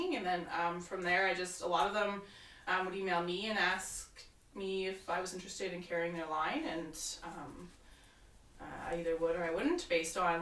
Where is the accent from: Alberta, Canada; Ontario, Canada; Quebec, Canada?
Alberta, Canada; Calgary; also born or lived in Victoria; I'm from Calgary